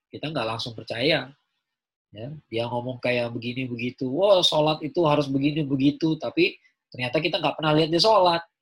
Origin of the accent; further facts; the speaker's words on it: Java, Indonesia; kenapa percaya sama keraton sejagat ya kan saya orang Jawa